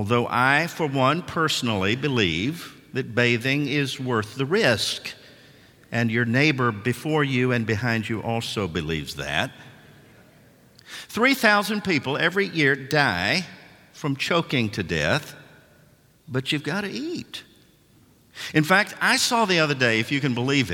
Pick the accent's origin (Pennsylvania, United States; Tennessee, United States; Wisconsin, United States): Tennessee, United States; Nashville; I'm from Nashville, Tennessee